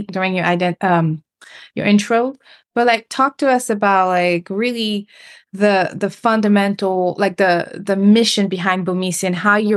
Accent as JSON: {"language": "English", "country": "Senegal", "also_born_or_lived": "Cape Verde", "moved": "yes", "said": "I'm originally from Senegal, but my family is from Cape Verde."}